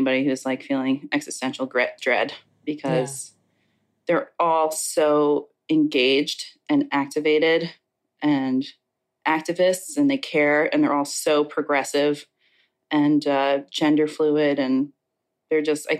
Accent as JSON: {"language": "English", "area": "Long Island", "region": "New York", "country": "United States", "tie": "born or raised there", "moved": "as an adult", "lives_now": "Southeast, United States", "said": "I think my accent has come out more after leaving Long Island"}